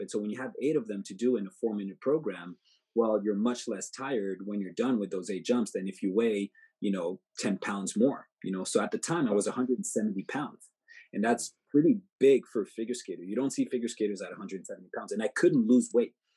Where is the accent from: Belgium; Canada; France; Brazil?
Canada; Montreal, Quebec; I'm from Montreal